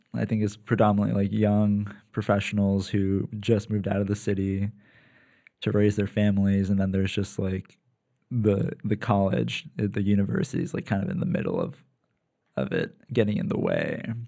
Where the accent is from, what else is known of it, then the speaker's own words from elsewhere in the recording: Lancaster, Pennsylvania, United States; moved away as an adult; also born or lived in New York; now in San Diego, United States; so they moved to P A when I was like a baby